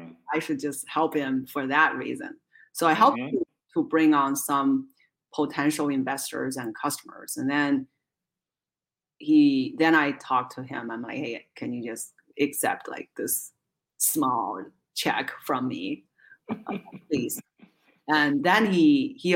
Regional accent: Zhengzhou, Henan, China; now in United States; I was born and raised in a city named Zhengzhou in central China

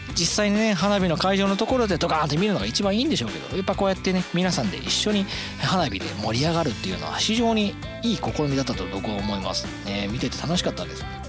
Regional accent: Itami, Hyogo, Japan; 僕の地元痛みなんですけど

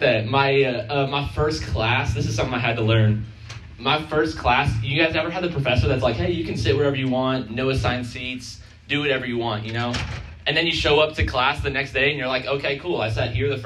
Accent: Chicago, Illinois, United States; moved away as an adult; now in Missouri, United States; I'm from Chicago

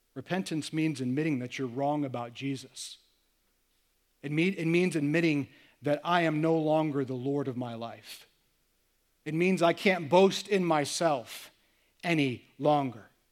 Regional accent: United States; I'm American

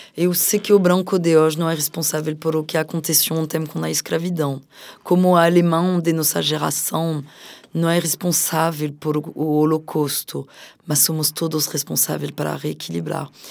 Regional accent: France; moved away as an adult; now in Brazil; No meu próprio país, também sendo apresentadora de TV

